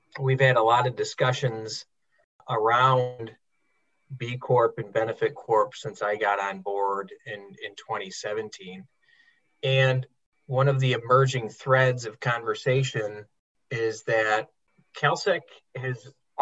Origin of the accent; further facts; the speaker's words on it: Traverse City, Michigan, United States; I grew up in Traverse City, Michigan. I was born and raised there.